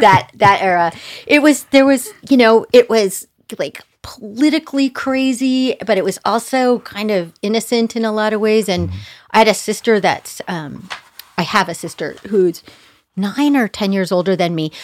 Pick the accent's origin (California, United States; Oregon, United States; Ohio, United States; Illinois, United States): California, United States; Manhattan Beach; I was born in Manhattan Beach, California